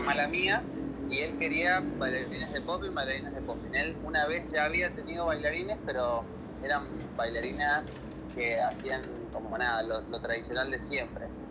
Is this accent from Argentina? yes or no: yes; San Martín, Mendoza, Argentina; Yo soy del este de San Martín